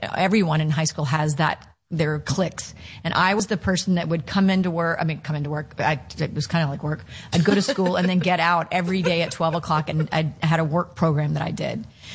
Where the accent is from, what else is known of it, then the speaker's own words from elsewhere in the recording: Birmingham, Alabama, United States; moved away; also born or lived in California; I grew up in Birmingham, Alabama. It was it was a suburb called Mountain Brook